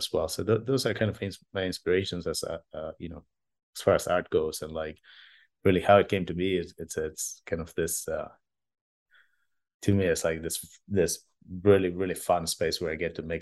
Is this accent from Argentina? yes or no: yes; Argentina; I'm originally from Argentina